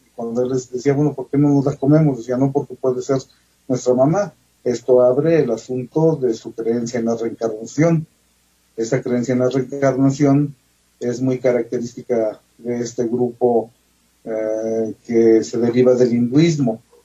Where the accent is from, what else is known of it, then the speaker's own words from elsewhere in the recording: the region around Huapalcalco, Hidalgo, Mexico; aquí en la región de donde yo soy originario